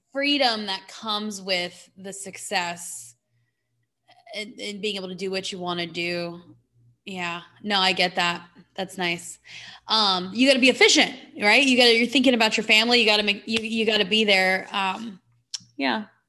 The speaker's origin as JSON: {"language": "English", "region": "California", "country": "United States", "moved": "yes", "lives_now": "Phoenix, United States", "said": "I'm from California"}